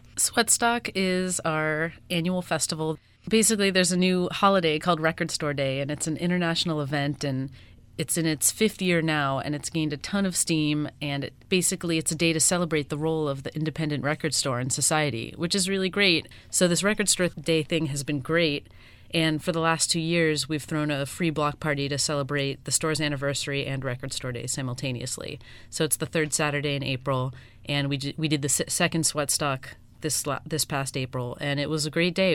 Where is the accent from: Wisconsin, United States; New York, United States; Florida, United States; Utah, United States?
Florida, United States; Miami; I'm from here and I wanted my hometown to have one